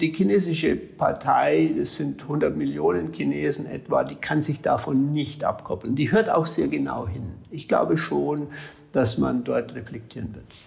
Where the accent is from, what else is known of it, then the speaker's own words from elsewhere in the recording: Germany; als Deutsche